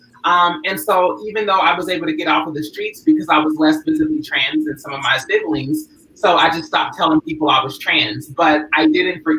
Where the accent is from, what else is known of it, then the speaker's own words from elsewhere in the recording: Louisville, Kentucky, United States; moved away as an adult; now in Los Angeles, United States; originally I'm from Louisville, Kentucky. I came out to California at 19 back in 2004